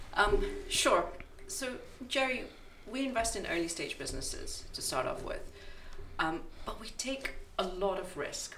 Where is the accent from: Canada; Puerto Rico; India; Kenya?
Kenya; moved away as an adult; also born or lived in United Kingdom; I I'm from Kenya and I moved back 10 years ago